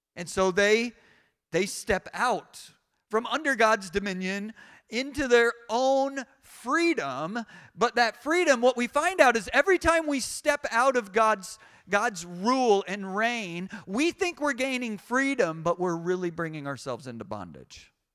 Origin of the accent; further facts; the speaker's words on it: United States; I'm American, I'm not British